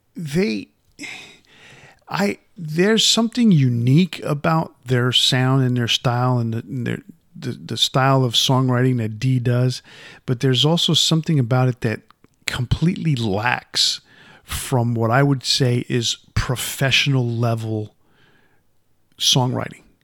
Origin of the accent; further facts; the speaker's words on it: Yonkers, New York, United States; moved away; growing up in Yonkers